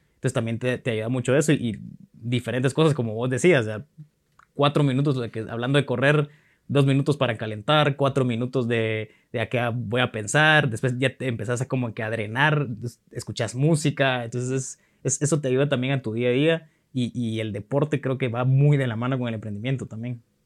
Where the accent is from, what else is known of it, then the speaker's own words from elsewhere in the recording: Guatemala; also born or lived in Honduras / Costa Rica; yo soy chapín, pero me siento centroamericano, estoy muy orgulloso de ser centroamericano, he vivido en Honduras, he vivido en Costa Rica, en Guate